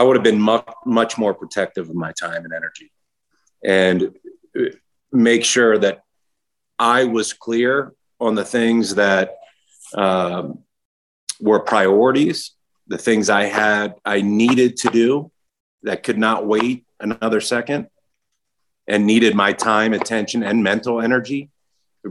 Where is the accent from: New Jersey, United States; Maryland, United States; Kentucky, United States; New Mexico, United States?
Maryland, United States; Baltimore; a young, scrawny kid growing up in Baltimore